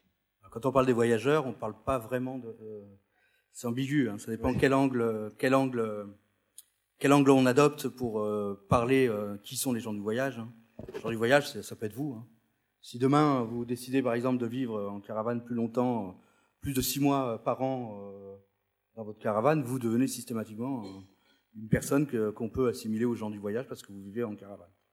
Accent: France; je suis né en France, mais mes parents sont venus, euh, d'Espagne

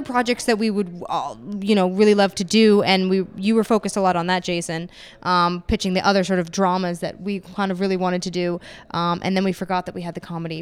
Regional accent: Mississauga, Ontario, Canada; moved away as an adult; also born or lived in Toronto; now in Los Angeles, United States; I'm actually from Mississauga, but I live downtown Toronto now

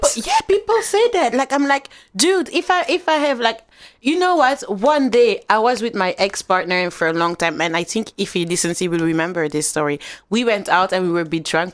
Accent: Flanders, Belgium; I grew up in a Flemish area

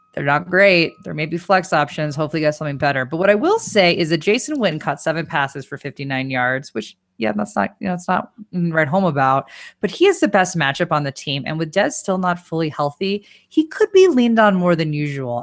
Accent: Denver, Colorado, United States; we we are from Denver

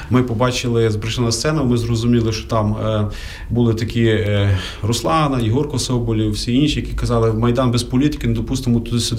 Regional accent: Lviv, Lviv Oblast, Ukraine; Ти привіз людей, я привіз людей. Давай будемо організовувати. бо Ти зі Львова, я зі Львова.

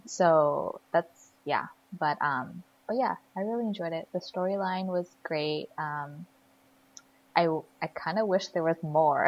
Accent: Sacramento, California, United States; growing up in Sacramento

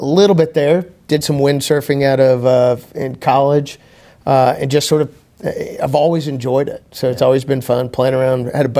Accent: Weatherford, Texas, United States; also born or lived in Tulsa, Oklahoma; I was born and raised in Weatherford.

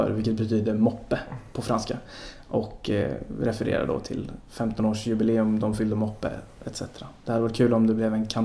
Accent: Sweden

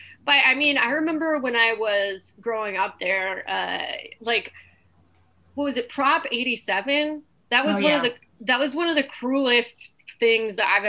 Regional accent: California, United States; moved away; I grew up in California.

